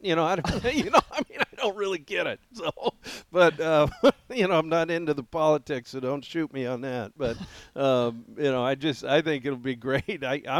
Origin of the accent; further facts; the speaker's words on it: an hour from Quinn's Hot Springs, Montana, United States; moved away; it derails an hour from my hometown and an hour from my lake cabin. It's about right there in the middle, right by Quinn Hot Springs.